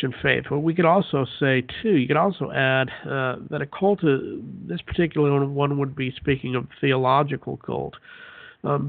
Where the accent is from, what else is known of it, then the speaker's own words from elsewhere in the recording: Utah, United States; moved away as an adult; I grew up in Utah, lived there for 22, 23 years, and then we moved